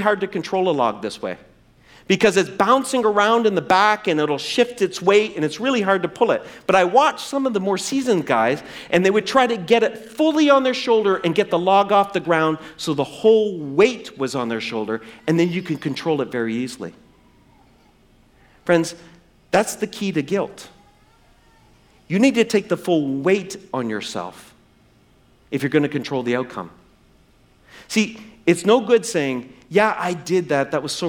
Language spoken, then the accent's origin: English; East Coast, New Brunswick, Canada; moved away; I grew up on the East Coast